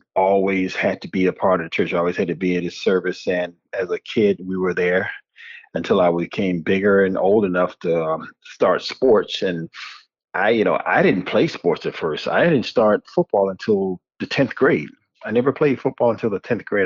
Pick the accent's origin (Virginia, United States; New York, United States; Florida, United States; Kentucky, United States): Florida, United States; Hallandale Beach; born or raised there